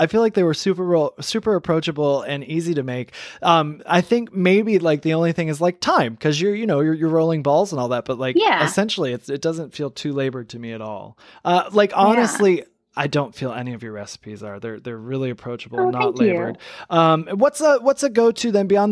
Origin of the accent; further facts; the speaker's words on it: Michigan, United States; I was born in Michigan